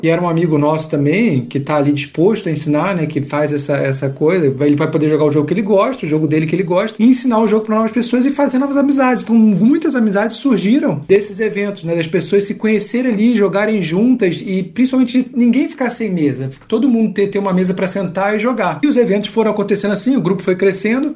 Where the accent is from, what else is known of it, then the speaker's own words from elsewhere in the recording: Rio de Janeiro, Brazil; moved away as an adult; now in Curitiba, Brazil; Eu sou carioca, não sou curitibano, então eu, eu vim pra cá, vou fazer, fiz 10 anos agora de Curitiba